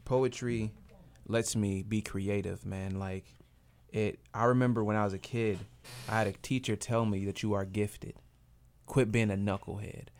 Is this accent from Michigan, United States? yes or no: yes; Grand Rapids, Michigan, United States; Grand Rapids, Michigan, my hometown